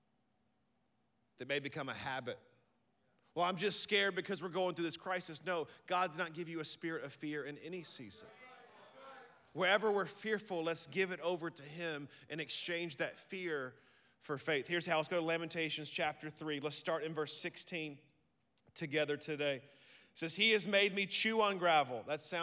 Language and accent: English; Birmingham, Alabama, United States; I'm from Birmingham, Alabama, and we're not brilliant, but we love the Lord